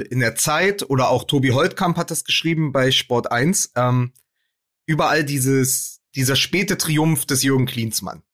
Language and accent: German; Berlin, Germany; als Berliner